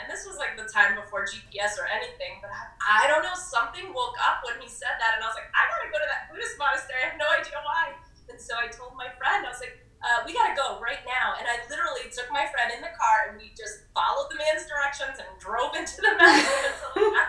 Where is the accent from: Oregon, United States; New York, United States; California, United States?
New York, United States; New York City; Woodstock is this, like, small little mountain town, and I'm from New York City at the time. I had a, you know, heavier accent than I do now.